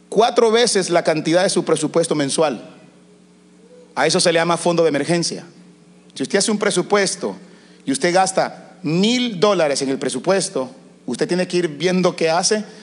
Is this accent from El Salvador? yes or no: yes; El Salvador; now in United States